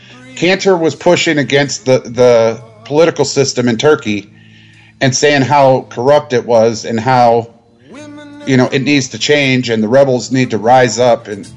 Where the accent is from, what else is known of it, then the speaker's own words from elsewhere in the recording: United States; And we're American.